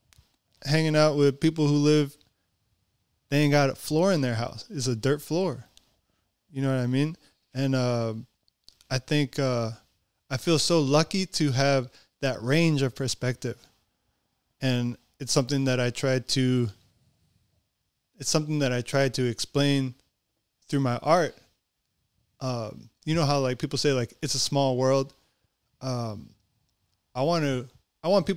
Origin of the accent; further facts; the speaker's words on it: Tonga; I'm from Tonga